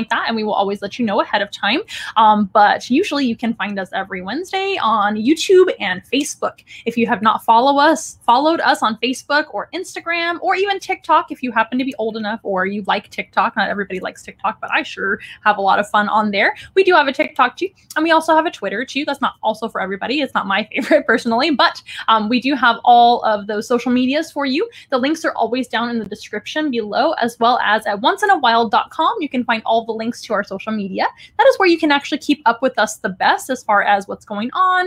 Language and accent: English; San Antonio, Texas, United States; here in my hometown, San Antonio, Texas